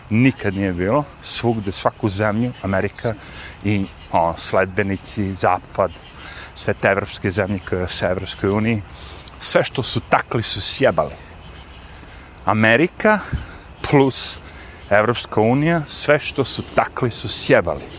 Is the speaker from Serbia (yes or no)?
yes; Serbia; now in New York, United States; Ja, kao neki lik koji dolazim iz Srbije